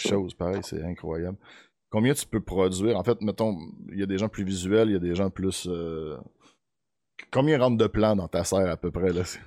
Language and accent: French; Beauce, Quebec, Canada; moved away; moi, je viens de la Beauce. Mon père a une terre